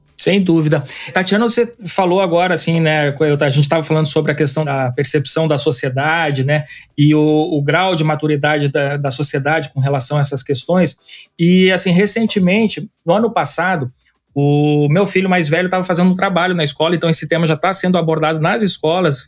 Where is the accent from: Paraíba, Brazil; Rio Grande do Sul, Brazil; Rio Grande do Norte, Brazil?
Paraíba, Brazil; a minha educação foi aqui na Paraíba